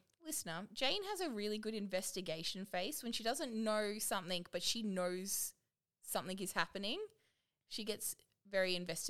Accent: Australia; I'm Australian.

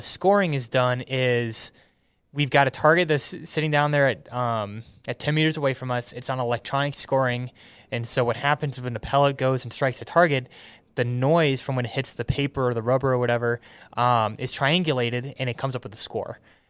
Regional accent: Metairie, Louisiana, United States; born there; So I was born in Metairie, Louisiana. That's just near New Orleans.

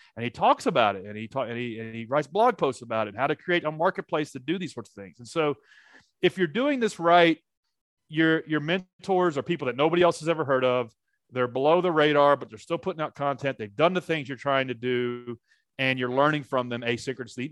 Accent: Nashville, Tennessee, United States; I'm from Nashville, Tennessee

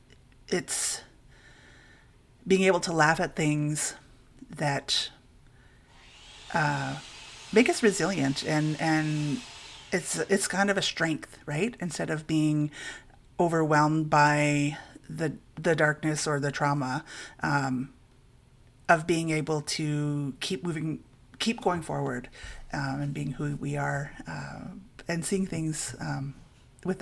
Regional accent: Cutler, Ontario, Canada; I'm from Cutler, Serpent River First Nation

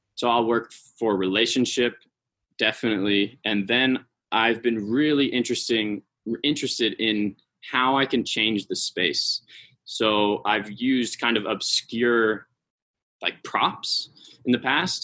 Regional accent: San Francisco Bay Area, California, United States; moved away as an adult; now in Salt Lake City, United States; I moved here to work for Repertory Dance Theater, but I'm from California. I'm from the San Francisco Bay Area.

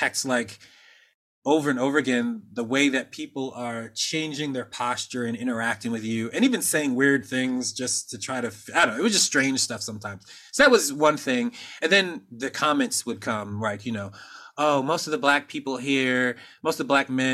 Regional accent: Norristown, Pennsylvania, United States; I grew up in Norristown, Pennsylvania

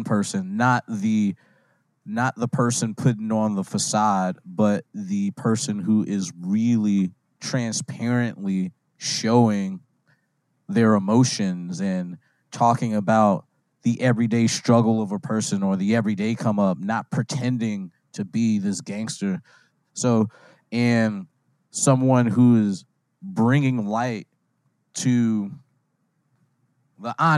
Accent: Chicago, Illinois, United States; I'm a rapper from Chicago

